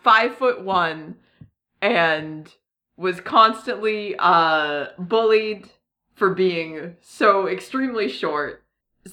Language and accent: English; New England, United States; accent: New England; my New England accent